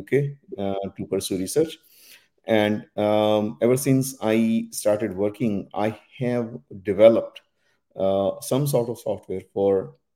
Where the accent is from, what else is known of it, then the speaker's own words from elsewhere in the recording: India; moved away as an adult; also born or lived in Dundee, Scotland; So I was born and raised in India.